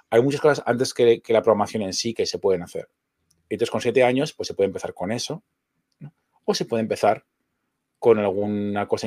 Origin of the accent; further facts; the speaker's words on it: Zaragoza, Aragon, Spain; estamos en una ciudad con playa. Vengo de Zaragoza, que es el puro desierto.